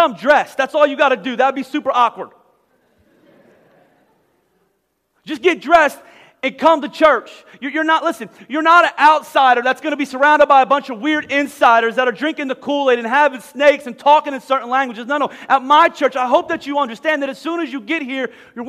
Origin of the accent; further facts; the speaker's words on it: Boyertown, Pennsylvania, United States; moved away as an adult; also born or lived in Philadelphia, Pennsylvania; I'm from Philly. I tell you about I was from Boyertown. I'm from Philly